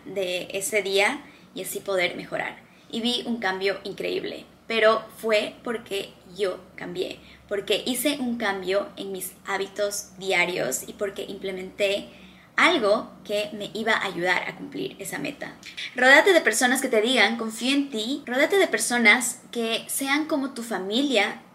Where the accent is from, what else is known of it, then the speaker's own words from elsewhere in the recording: Ecuador; moved away as an adult; now in Dubai, United Arab Emirates; Yo crecí en un país en Latinoamérica, se llama Ecuador.